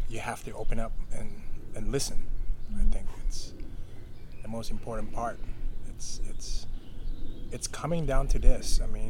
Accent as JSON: {"language": "English", "town": "Los Angeles", "region": "California", "country": "United States", "tie": "born or raised there", "said": "growing up in Los Angeles"}